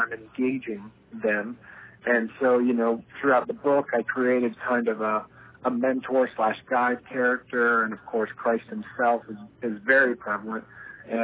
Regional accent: Delaware, United States; moved away as an adult; also born or lived in California; I grew up in Delaware

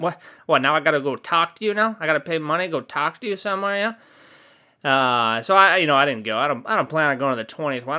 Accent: California, United States; I'm from California

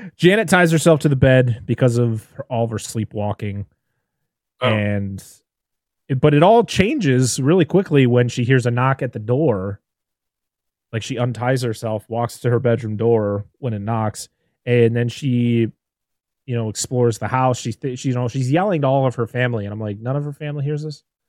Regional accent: Massachusetts, United States

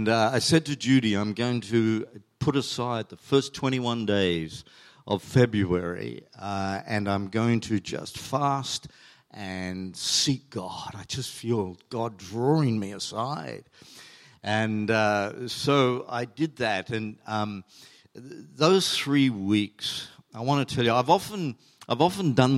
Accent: New Zealand; also born or lived in Chile; now in Australia; we were Kiwis

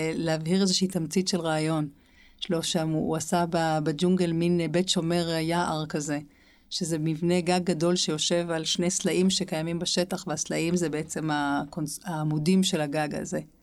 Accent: Jerusalem, Jerusalem District, Israel; אנחנו שתינו גדלנו בירושלים

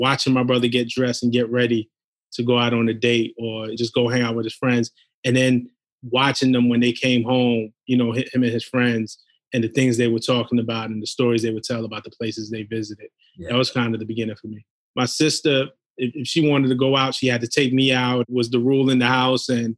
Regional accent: New York City, New York, United States; We grew up in Flatbush, Brooklyn

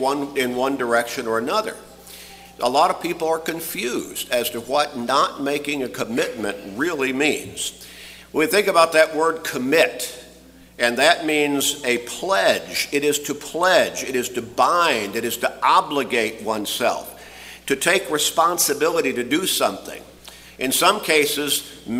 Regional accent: Chicago, Illinois, United States; as a really young boy growing up in Chicago

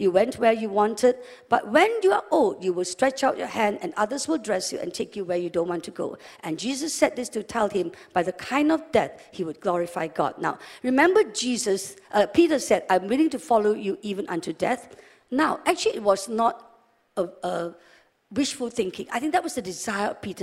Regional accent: West Malaysia, Malaysia; also born or lived in England / Sabah; We're from West Malaysia

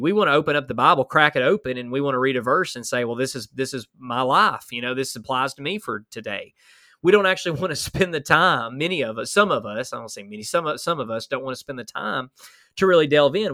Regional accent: Huntsville, Alabama, United States; I'm from Alabama

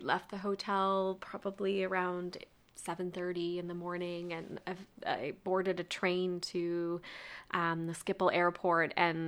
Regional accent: Canada; I told her that I was from Canada

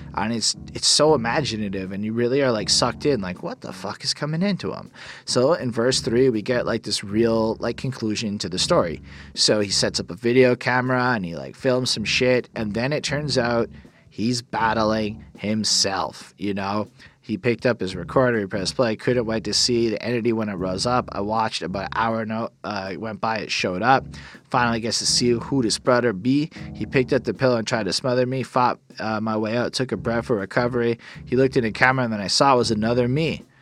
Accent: Canada; I'm a Canadian.

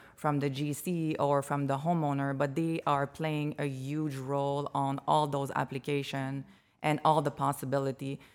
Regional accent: Montreal, Quebec, Canada; moved away as an adult; now in Chicago, United States; I come from Montreal, Quebec. Uh, I moved here three years ago.

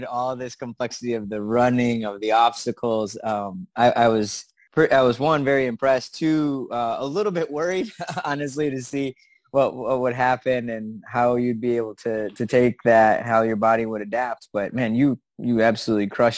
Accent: Wisconsin, United States; moved away; also born or lived in Florida / Puerto Rico; I was born in Wisconsin, but I was made with Puerto Rican parts.

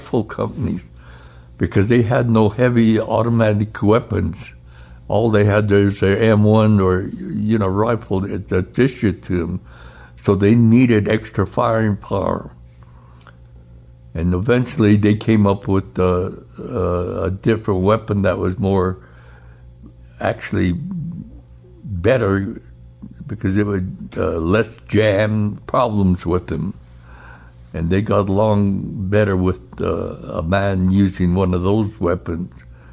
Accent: Gallup, New Mexico, United States; I was born in Gallup, New Mexico, in October 6, 1925

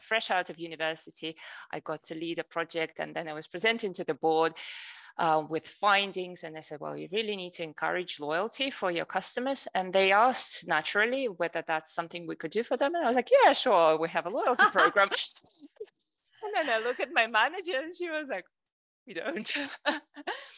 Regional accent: Russia; moved away as an adult; also born or lived in United States / Germany; I'm originally from Russia. I moved to the US when I was 15 to do a year at high school. Then I came back.

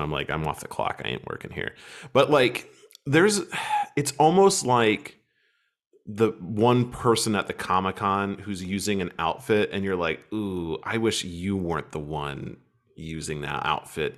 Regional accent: United States; moved away as an adult; also born or lived in Kentucky; now in Germany; as an American, as someone who clearly is American

